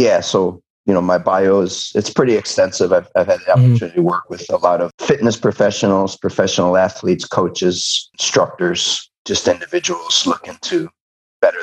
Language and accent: English; San Diego, California, United States; San Diego State University, which is my hometown